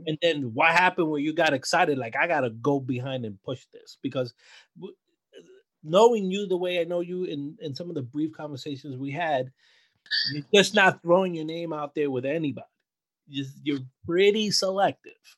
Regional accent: New York City, New York, United States; being a Latino in Brooklyn. But I feel growing up in Brooklyn

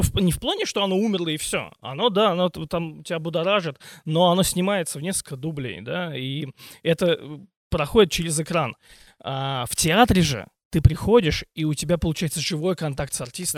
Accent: Voskresensk, Moscow Oblast, Russia; now in Ivanovo, Russia; я родился не в Иванове, а в Московской области, в городе Воскресенске

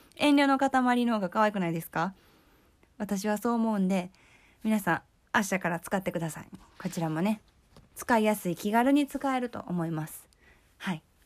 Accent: Kyoto, Japan; accent: Kansai dialect; 私は京都出身、京都育ちなんですけれども

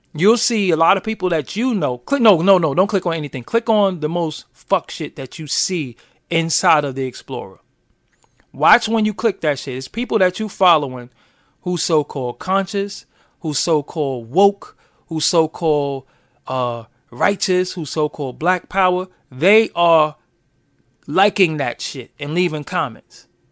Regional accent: New York City, New York, United States; I'm from Brooklyn.

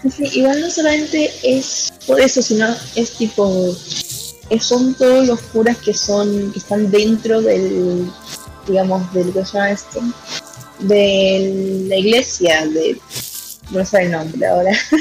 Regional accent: Argentina; yo soy de Argentina

